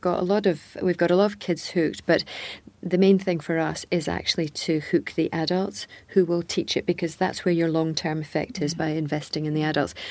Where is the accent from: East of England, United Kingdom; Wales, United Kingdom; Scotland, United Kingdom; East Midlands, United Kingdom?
Scotland, United Kingdom; a Scottish tennis person all my life